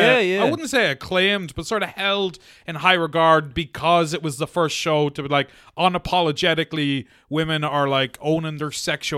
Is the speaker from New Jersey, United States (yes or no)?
no; New York, United States; I'm a New Yorker. I love cack and I love sausage and peppers, all right?